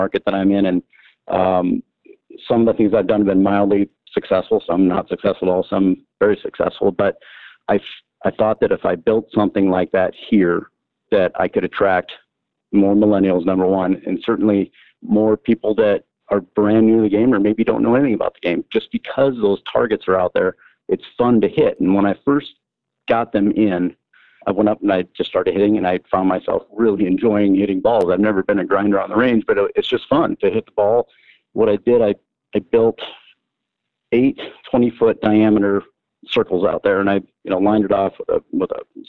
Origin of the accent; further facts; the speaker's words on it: Yankton, South Dakota, United States; also born or lived in San Diego, California; now in Sioux City, United States; Was born and raised in Yankton, South Dakota